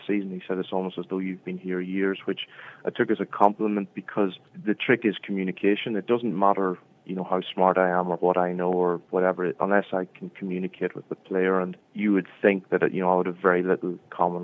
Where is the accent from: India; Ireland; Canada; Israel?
Ireland; Scotstown, County Monaghan; accent: Monaghan; now in San Francisco, United States; I'm trying to keep my Scotstown, my Monaghan accent